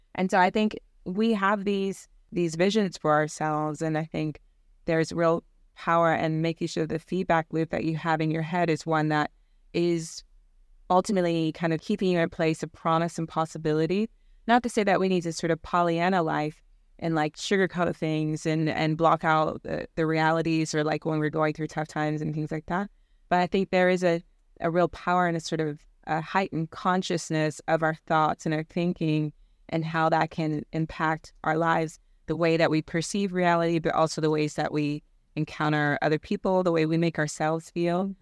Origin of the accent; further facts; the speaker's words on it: Virginia, United States; moved away as an adult; now in United Kingdom; I grew up in the Bible Belt in Virginia.